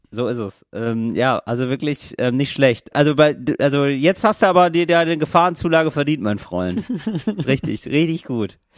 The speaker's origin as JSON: {"language": "German", "region": "Northern Germany", "country": "Germany", "said": "ich komme aus Norddeutschland."}